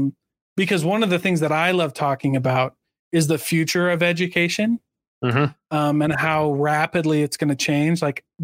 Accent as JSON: {"language": "English", "region": "Iowa", "country": "United States", "said": "Like, I'm from Iowa."}